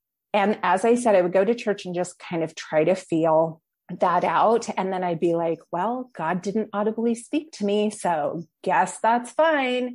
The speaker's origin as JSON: {"language": "English", "region": "Washington", "country": "United States", "also_born_or_lived": "California", "moved": "as an adult", "said": "I'm originally from Washington State"}